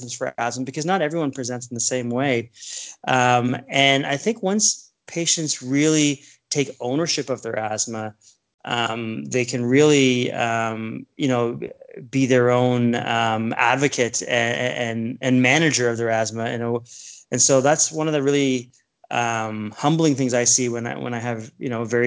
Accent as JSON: {"language": "English", "town": "Toronto", "region": "Ontario", "country": "Canada", "tie": "born or raised there", "also_born_or_lived": "Ottawa / Saskatoon, Saskatchewan", "lives_now": "Niagara Falls, Canada", "said": "Growing up in Scarborough, I was in the suburb of the largest city in Canada."}